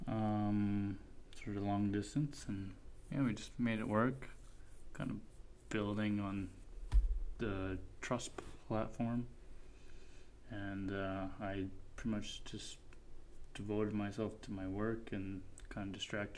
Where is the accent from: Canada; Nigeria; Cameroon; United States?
Canada; Leduc, Alberta; also born or lived in Edmonton, Alberta / Calgary, Alberta; I grew up in Leduc, Alberta.